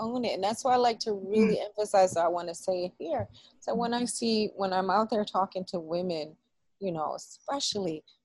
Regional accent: New York City, New York, United States; I grew up in the Boogie Down where rap started

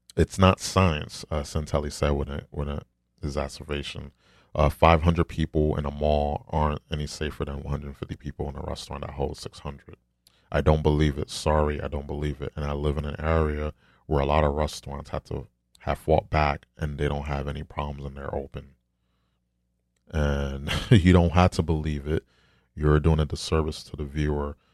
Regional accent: New York, United States; I'm from New York

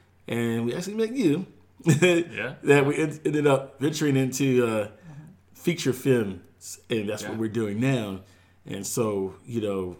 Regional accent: Philadelphia, Pennsylvania, United States; moved away as an adult; now in Avondale, United States; my wife and I grew up in Philadelphia

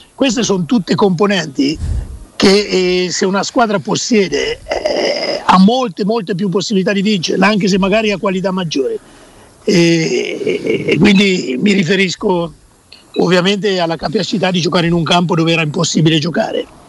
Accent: Perugia, Umbria, Italy; moved away; vicino al Tevere eh, c'era il mio paese

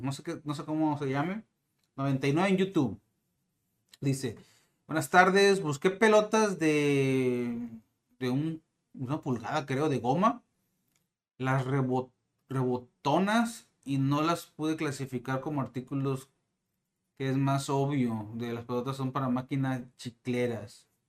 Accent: Mexico; como mexicano

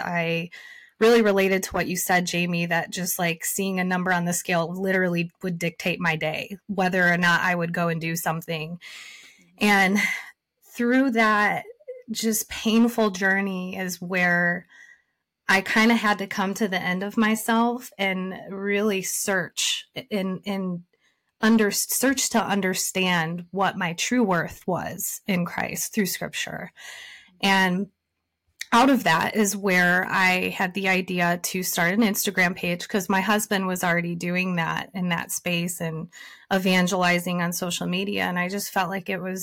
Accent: Michigan, United States; I was born and raised in Michigan.

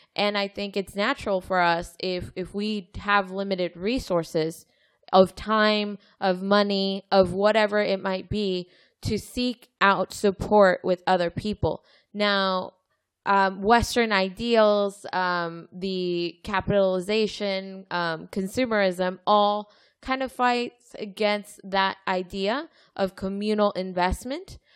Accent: Mexico; moved away; I grew up in Mexico

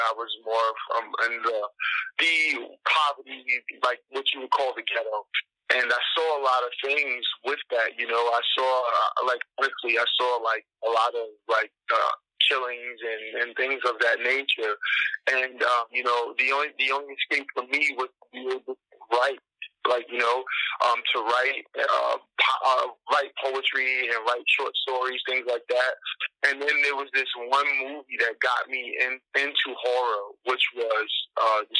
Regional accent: Hempstead, New York, United States; I'm from Long Island, Hempstead, uh, Nassau County, and, um, but like most people know Long Island to be like this this rich area, and that's the place where like Amityville horror started and everything like that.

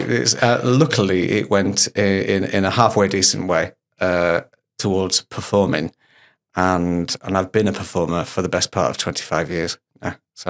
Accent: Hull, Yorkshire and the Humber, United Kingdom; When I start to talk about my hometown of Hull, I do get a little bit stronger. But I've standardised my accent.

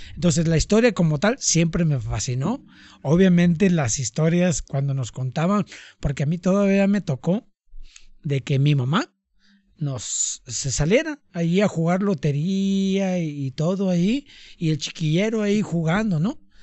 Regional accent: Tonalá, Jalisco, Mexico; así fue mi infancia aquí en Tonalá

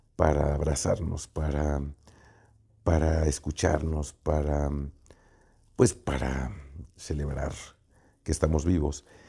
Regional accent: Jalisco, Mexico; como jalisquillos

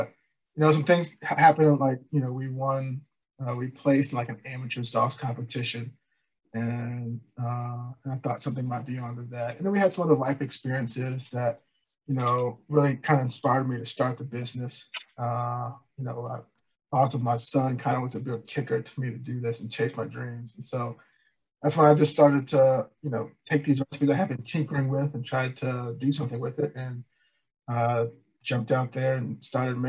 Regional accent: Richmond, Virginia, United States; now in North Carolina, United States; I grew up in Richmond, Virginia

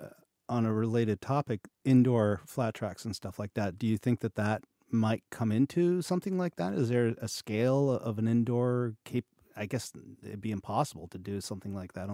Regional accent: Quebec, Canada; I'm from Quebec and I didn't even know that.

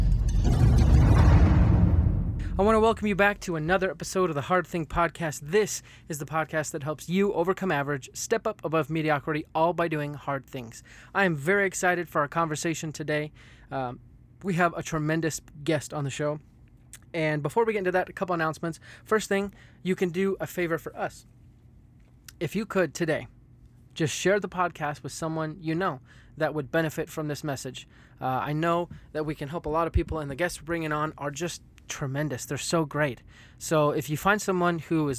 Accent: United States; me being American

